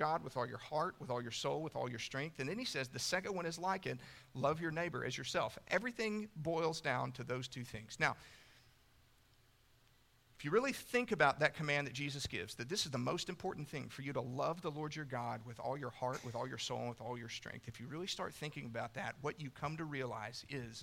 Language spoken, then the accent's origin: English; Canyon, Texas, United States; when I was a kid, I grew up in the First Baptist Church of Canyon, Texas